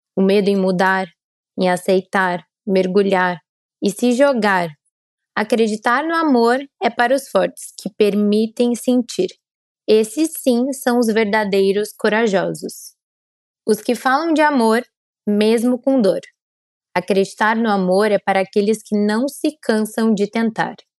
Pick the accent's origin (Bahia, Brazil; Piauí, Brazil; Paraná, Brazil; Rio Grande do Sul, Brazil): Paraná, Brazil; Curitiba; now in São Paulo, Brazil; eu sou curitibana, como vocês sabem, então moro em São Paulo.